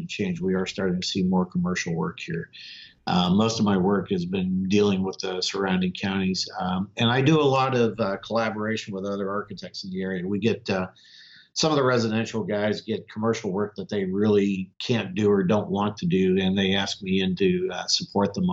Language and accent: English; Northeast Ohio, United States; moved away as an adult; also born or lived in Houston; my hometown, Northeast Ohio